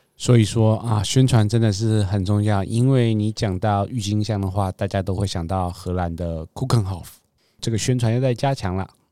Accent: Taiwan; 我们在台湾长大的话，可能早餐就比较习惯吃三明治啊、蛋饼啊，或者是中式的烧饼、油条、豆浆

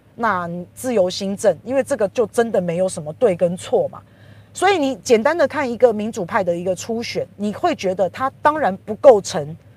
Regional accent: Taiwan; 我们台湾人

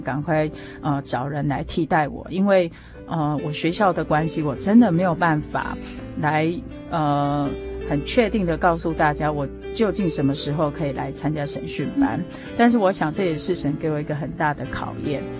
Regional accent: Taiwan; 我们，呃，台湾的第一间教会

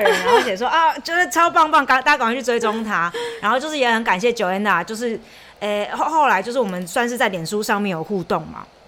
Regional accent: Chiayi, Taiwan; moved away as an adult; now in Germany; 我是嘉义人

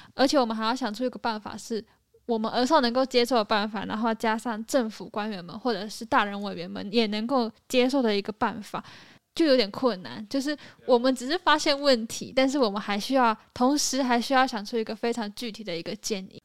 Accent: Hengchun, Pingtung County, Taiwan; 我是来自台湾正南端屏东县恒春镇的

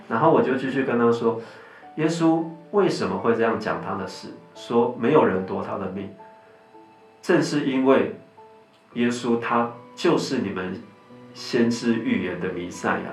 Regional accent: Taiwan; 我们在台湾就是跟大部分的家庭一样啊，我们从小就在，啊，民间宗教的背景里长大

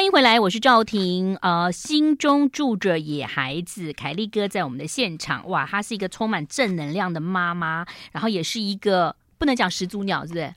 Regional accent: Yilan County, Taiwan; 我的小时候童年在宜兰过得觉得也蛮开心的，只是说因为爸妈都在上班，所以我就是被丢在那个幼稚园，幼儿园

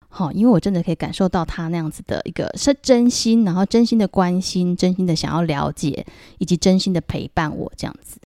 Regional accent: Taiwan; 那还有我们台湾人呢、啊，我们封的妈祖嘛

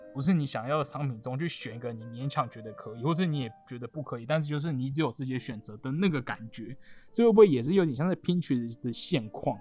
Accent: Taiwan; 身为台湾人

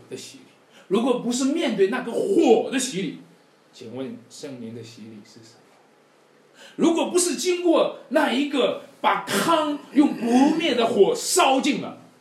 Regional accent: Wenshui, Shanxi, China; moved away; 在我们老家文水

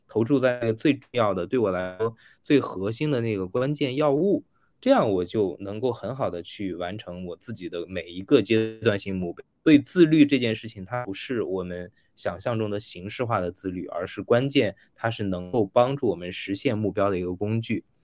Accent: China; 我们大陆这边

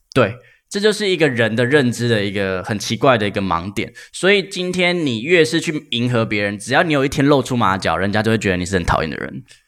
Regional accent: Keelung, Taiwan; 我出生在基隆

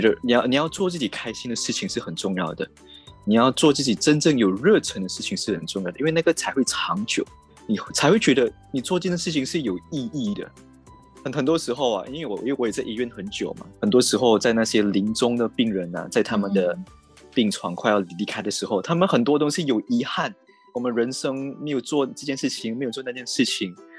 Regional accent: Malaysia; moved away as an adult; now in Taipei, Taiwan; 我是一个马来西亚人

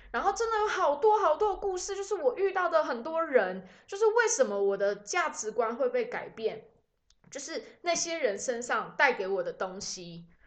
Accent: Taiwan; 我们台湾人本来就是比较遵守，follow the rule 的那个族群

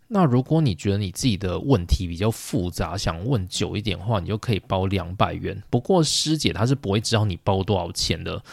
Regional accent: Taichung, Taiwan; also born or lived in Pingtung (mother's ancestral home); now in Japan; 回到我的台中家

